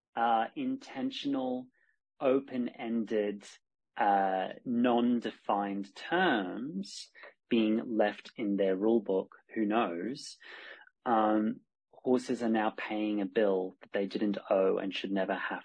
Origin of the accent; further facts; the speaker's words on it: Australia; now in Spain; I'm Australian by birth, but I live in Spain.